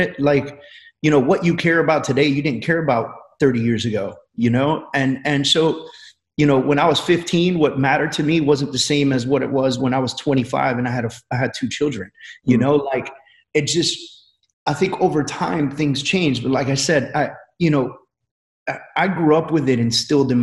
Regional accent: New York City, New York, United States; I grew up in New York City

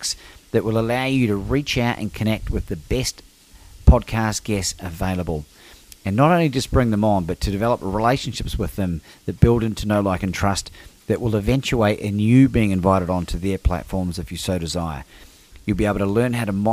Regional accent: Christchurch, Canterbury, New Zealand; growing up in Christchurch

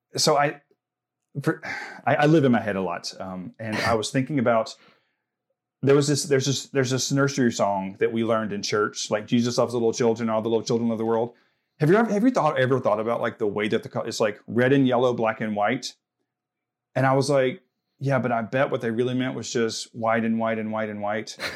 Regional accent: the South, United States; growing up in the South

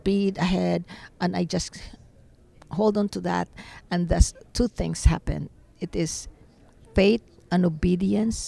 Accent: Philippines; now in Dallas, United States; I'm not even American, I'm Filipino

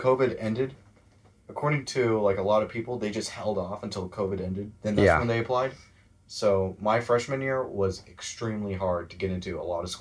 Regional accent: Gun Barrel City, Texas, United States; also born or lived in Pittsburgh, Pennsylvania / McKinney, Texas; I grew up mainly in Gun Barrel City, Texas

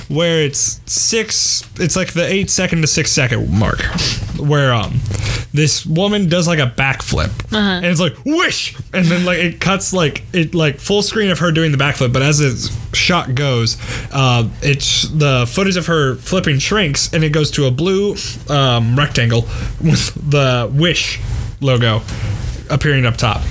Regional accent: Minnesota, United States; I'm Minnesotan

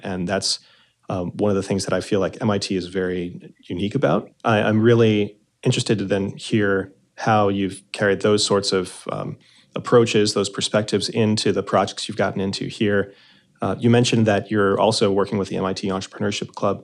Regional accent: New Jersey, United States; I'm also from New Jersey.

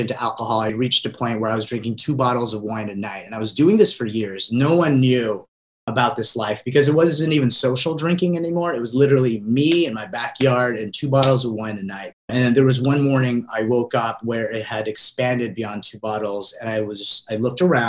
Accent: Southern California, United States; also born or lived in Philippines; I moved here to Southern California from the Philippines when I was 6

